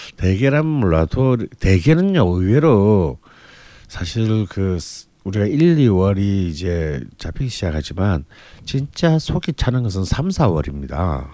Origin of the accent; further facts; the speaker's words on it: Busan, South Korea; 길거리마다 콩국 장사가 깔리는 부산 출신